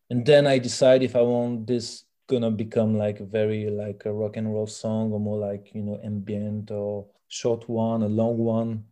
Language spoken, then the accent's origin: English; France; first language French; English is a second language; now in Belgium; I'm fr- I'm French from France